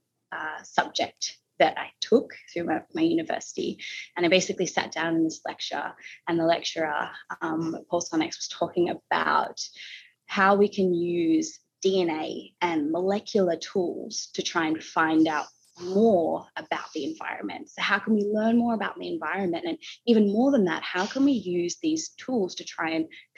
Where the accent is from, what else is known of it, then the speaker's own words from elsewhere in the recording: Victoria, Australia; I grew up down in Victoria in Australia, in a temperate kind of forest area